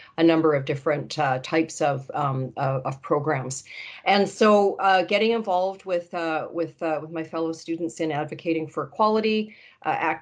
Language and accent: English; New Westminster, British Columbia, Canada; I grew up in New Westminster. I was born at RCH